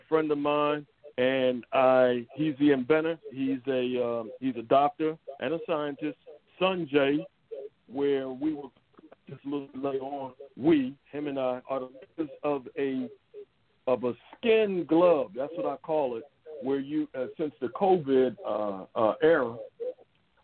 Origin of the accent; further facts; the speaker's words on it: Philadelphia, Pennsylvania, United States; we're from Philadelphia